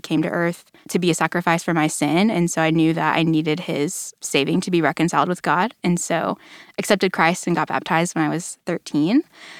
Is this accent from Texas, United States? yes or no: yes; Allen, Texas, United States; I grew up in Allen, which is just a little ways north of here.